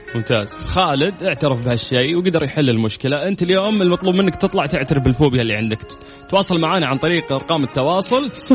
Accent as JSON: {"language": "Arabic", "country": "Saudi Arabia", "said": "عندنا في المملكه العربيه السعوديه"}